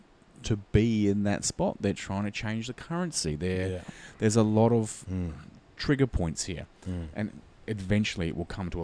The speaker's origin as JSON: {"language": "English", "country": "Australia"}